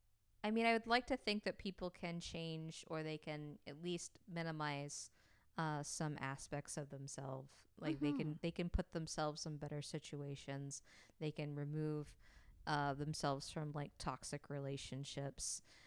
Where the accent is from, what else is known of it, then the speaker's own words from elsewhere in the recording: Oklahoma, United States; yeah, I'm from Oklahoma, and it was Indian territory for